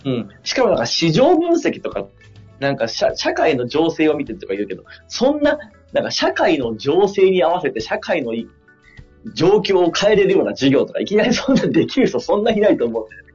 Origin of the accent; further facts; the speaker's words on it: Fukui, Japan; moved away; 地元が福井で